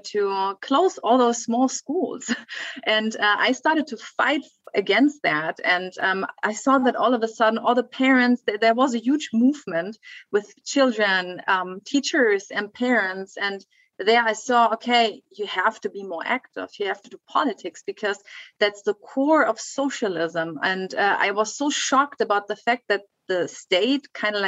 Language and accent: English; western Germany, Germany; I was growing up in Western Germany